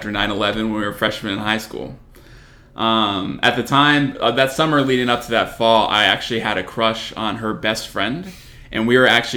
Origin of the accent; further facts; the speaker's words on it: Lindale, Texas, United States; now in College Station, United States; I'm originally from Lindale, Texas. It's a small town out in East Texas, but I live in College Station now